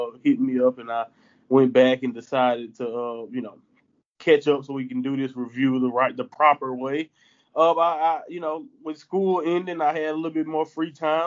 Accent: the Southern United States, United States; I'm from the Southern America

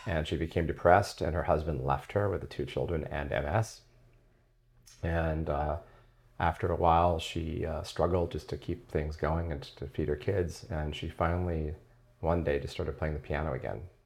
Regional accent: San Diego, California, United States; I grew up in La Jolla.

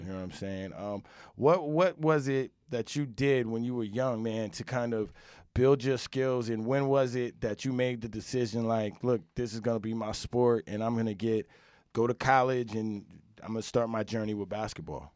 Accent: upstate New York, United States; I'm from New York, upstate a little bit, you know, grow up playing

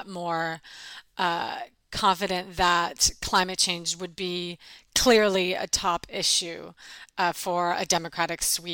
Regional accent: Pacific Northwest, United States; also born or lived in Washington, D.C.; now in Seattle, United States; I'm originally from the Pacific Northwest

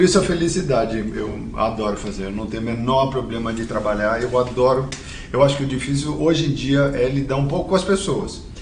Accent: São Paulo, Brazil; a gente nasceu na Moca

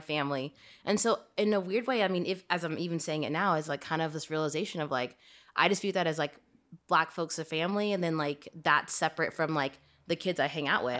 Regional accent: Shreveport, Louisiana, United States; moved away; growing up in Shreveport

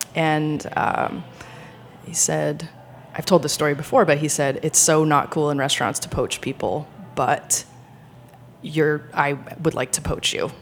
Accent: Rhode Island, United States; moved away as an adult; also born or lived in France; now in New York, United States; I grew up in Rhode Island

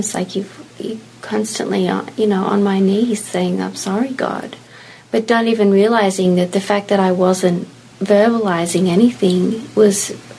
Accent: Australia; now in United States; growing up in Australia

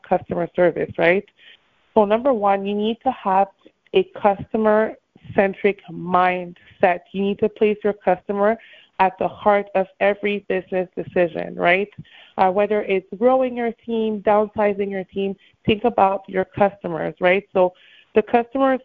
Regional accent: Montreal, Quebec, Canada; moved away as an adult; now in Miami, United States; I'm originally from Montreal, Canada, and I now live in Miami

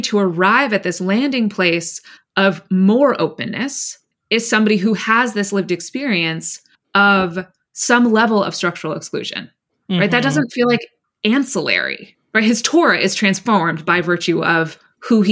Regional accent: California, United States; moved away; I grew up adjacent to one of the wealthiest towns in the country, but I'm from California

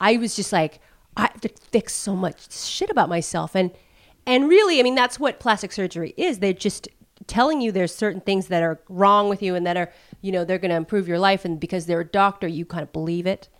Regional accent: United States; seal my fate as an American

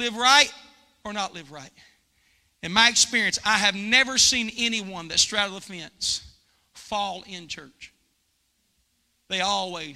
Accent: United States; I'm American

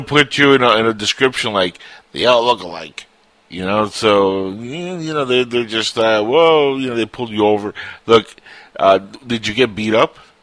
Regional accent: Cuba; moved away; I was born in Cuba and I'm Latino

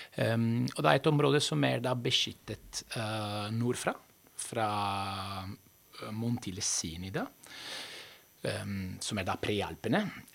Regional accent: Veneto, Italy; now in Norway; Jeg kommer fra Veneto.

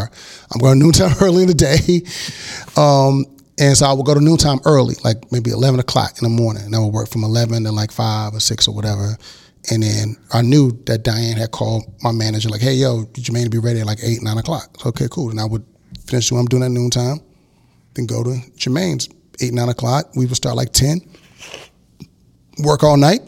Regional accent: Houston, Texas, United States; also born or lived in Miami; raised in Houston

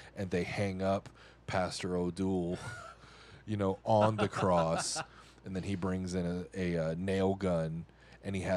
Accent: Arkansas, United States; I'm from Arkansas

